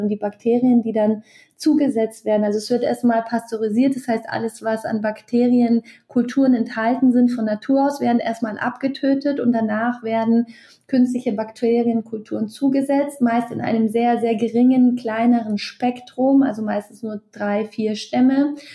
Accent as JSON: {"language": "German", "region": "Bavaria", "country": "Germany", "said": "bei uns in Bayern"}